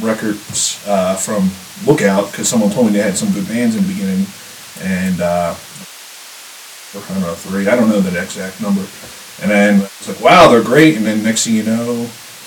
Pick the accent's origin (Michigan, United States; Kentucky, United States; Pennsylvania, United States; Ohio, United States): Pennsylvania, United States; Philadelphia; now in Colorado, United States; I'm from Philly originally, that area.